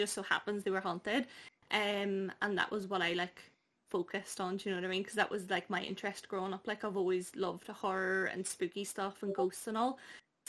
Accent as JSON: {"language": "English", "town": "Dublin", "region": "Leinster", "country": "Ireland", "lives_now": "Derry, United Kingdom", "said": "So I am originally from Dublin, but I definitely don't sound it. I'm based in Derry now. So I've kind of like picked up that accent anyway, and I am just turned 24."}